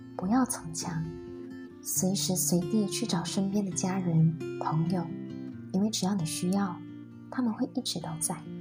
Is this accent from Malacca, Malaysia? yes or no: no; Dungun, Terengganu, Malaysia; moved away as an adult; also born or lived in Penang; 你从小在东海岸长大，在二十岁的时候，你拿到了梦寐以求的科系。你带着兴奋、忐忑的心情，一个人从龙运到槟城上大学